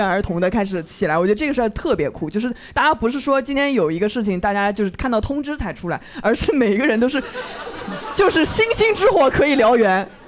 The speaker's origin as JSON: {"language": "Chinese", "town": "Changzhou", "region": "Jiangsu", "country": "China", "moved": "yes", "lives_now": "Shanghai, China", "said": "我们常州人"}